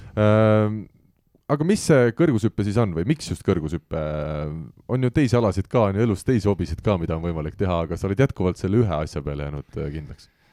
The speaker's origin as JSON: {"language": "Estonian", "town": "Tallinn", "region": "Harju County", "country": "Estonia", "said": "me mõlemad oleme ikkagi Tallinna poisid"}